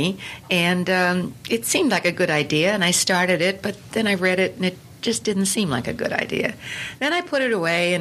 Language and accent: English; Pennsylvania, United States; moved away; I grew up old in Pennsylvania